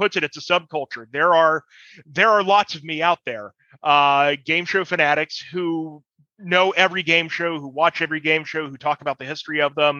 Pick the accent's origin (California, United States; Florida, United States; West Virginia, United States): West Virginia, United States; Vienna; growing up in West Virginia in the 1990s